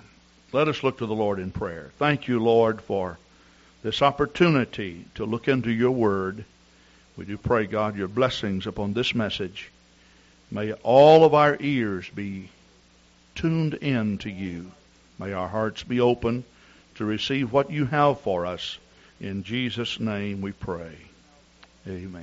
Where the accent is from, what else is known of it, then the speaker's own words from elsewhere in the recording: Texas, United States; I'm from Texas.